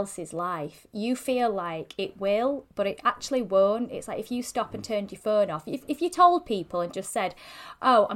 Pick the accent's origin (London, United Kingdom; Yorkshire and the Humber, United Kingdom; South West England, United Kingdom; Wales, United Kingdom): Yorkshire and the Humber, United Kingdom; I'm such a Yorkshire girl